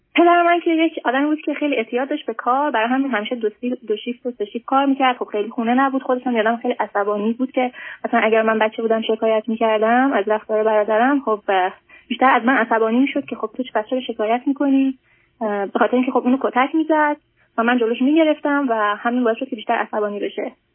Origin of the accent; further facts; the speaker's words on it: Iran; moved away as an adult; now in United States; ما موقعی که ایران بودیم